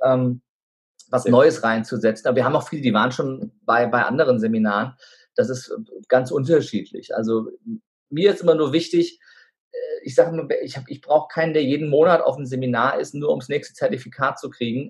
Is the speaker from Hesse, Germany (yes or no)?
yes; Wiesbaden, Hesse, Germany; ich bin gebürtiger Wiesbadener, ich spreche kein Wort Türkisch, auch wenn ich einen türkischen Namen habe